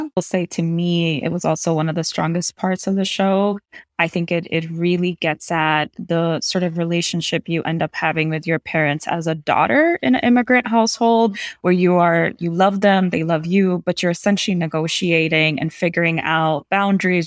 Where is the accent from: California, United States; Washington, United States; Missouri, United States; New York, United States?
New York, United States; New York City; I grew up in New York City around nine eleven.